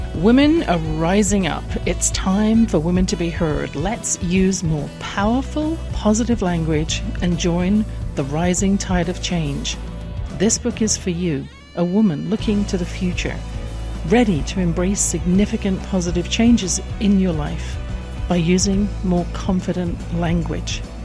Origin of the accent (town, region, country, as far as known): England, United Kingdom; born or raised there